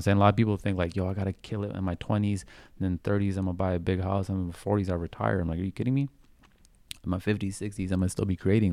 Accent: Vancouver, British Columbia, Canada; growing up in Vancouver

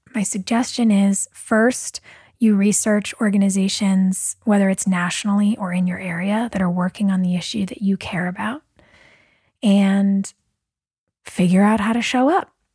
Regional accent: Southern California, United States; back when I was a kid, growing up in Southern California

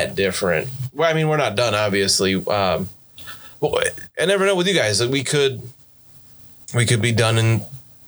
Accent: United States; accent: American; my American accent.

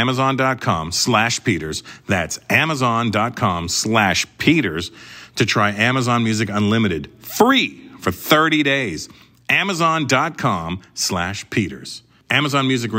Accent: Canada; I'm Canadian

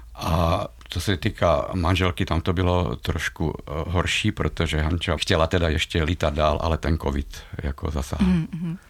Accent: Slovakia; now in Velké Karlovice, Czech Republic; já jsem Slovák

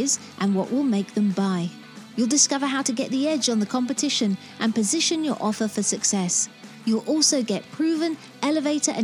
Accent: United Kingdom; as a British person

